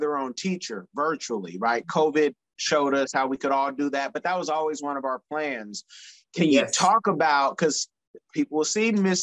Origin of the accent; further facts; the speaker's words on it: Oakland, California, United States; I'm from East Oakland